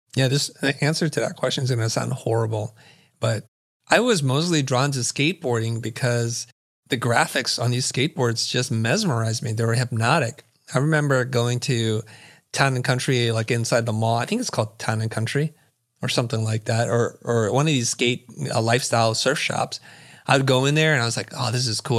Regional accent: San Jose, California, United States; also born or lived in Saigon, Vietnam / Kansas City, Missouri; we're ultimately moved to San Jose, California. That's kinda where I grew up.

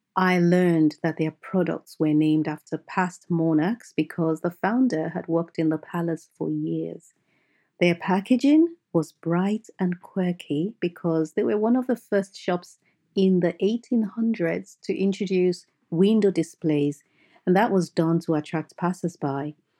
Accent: Nigeria; I grew up in Nigeria, and I had a happy, picture-perfect childhood

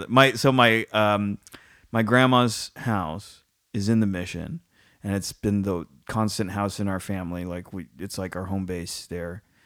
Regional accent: San Francisco, California, United States; I grew up in and around San Francisco my whole, San Francisco has been the constant in my life

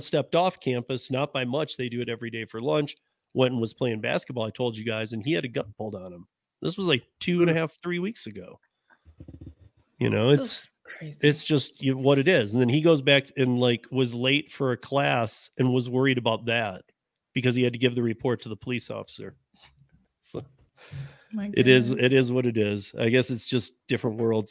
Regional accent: Michigan, United States; now in Colorado, United States; I grew up in Michigan, not here in Colorado

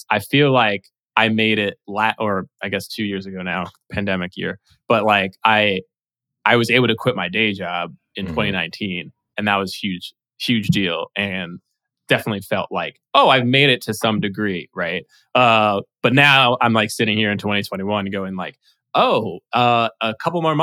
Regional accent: New York, United States; I was born in New York and I went to NYU

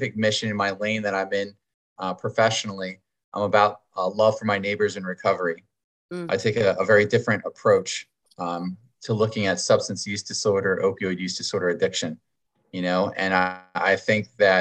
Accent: Pennsylvania, United States; now in Wilmington, United States; I'm originally from Pennsylvania and it is actually a very beautiful place

